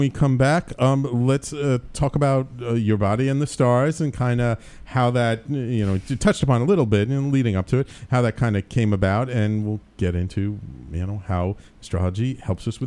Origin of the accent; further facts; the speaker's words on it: New York City, New York, United States; also born or lived in Manhattan; I grew up born in Manhattan. I grew up in the Bronx